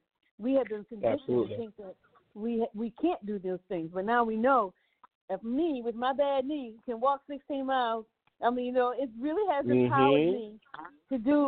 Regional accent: Virginia, United States; now in Louisiana, United States; I'm from Virginia

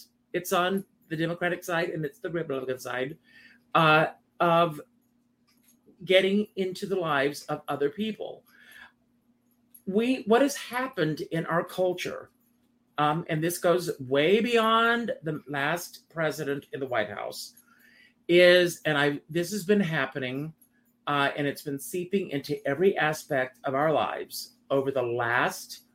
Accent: South Carolina, United States; moved away; I grew up in South Carolina

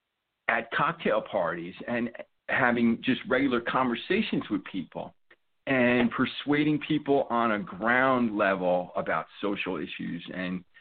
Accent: New York City, New York, United States; I grew up in the New York City area

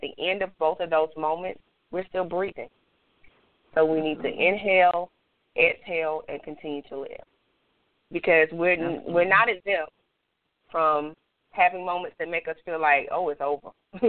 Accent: Greenville, South Carolina, United States; So I'm actually going to be hosting a few Life Speaks forums in my hometown of Greenville, South Carolina.

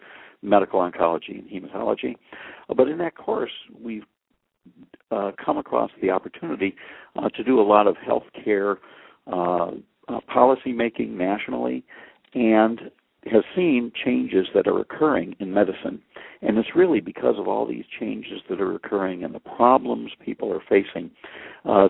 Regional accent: Buffalo, New York, United States; moved away as an adult; also born or lived in St. Louis, Missouri; now in Los Angeles, United States; I'm from Buffalo, New York, schooled in Buffalo

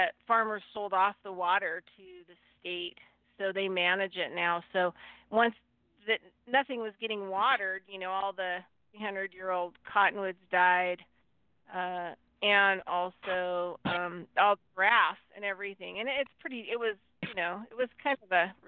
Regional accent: Nevada, United States; also born or lived in California; I was born in the USA, California. And then, And then I grew up in Nevada

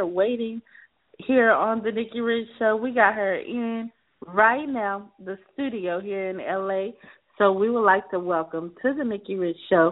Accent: South Carolina, United States; now in Los Angeles, United States; my home state, South Carolina.

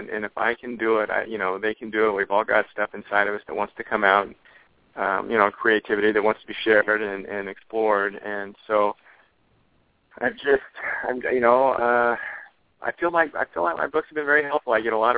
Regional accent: Oregon, United States; I'm from Oregon

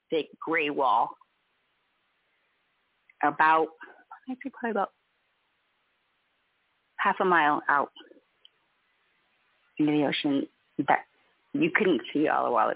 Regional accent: California, United States; now in Lahaina, United States; being born and raised in California

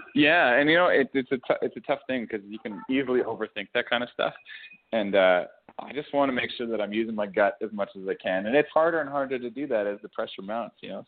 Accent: Alberta, Canada; growing up in Alberta

